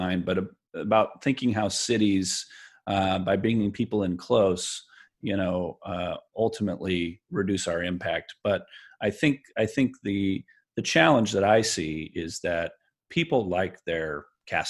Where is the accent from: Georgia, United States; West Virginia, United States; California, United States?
California, United States; Bakersfield; I grew up in Bakersfield